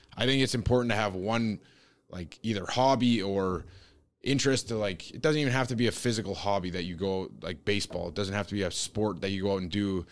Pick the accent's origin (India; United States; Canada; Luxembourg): Canada; growing up in Canada